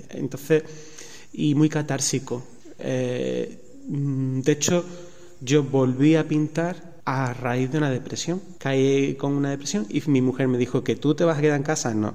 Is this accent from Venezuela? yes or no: no; Seville, Andalusia, Spain; now in Extremadura, Spain; estoy en Extremadura, que, que soy sevillano.